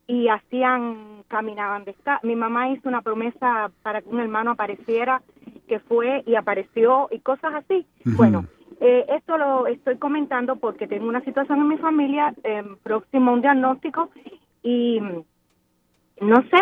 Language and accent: Spanish; Cuba; now in Miami, United States; Tengo una formación religiosa, tengo una formación católica desde, bueno, desde que nací, prácticamente soy cubana.